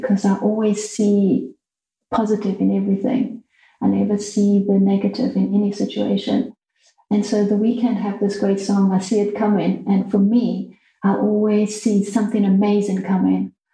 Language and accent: English; Mozambique; moved away; growing up in Mozambique, where I had no one to play with besides the children on the farm